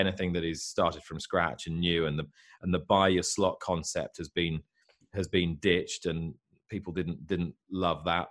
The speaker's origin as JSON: {"language": "English", "country": "United Kingdom", "said": "I'm a Brit in England"}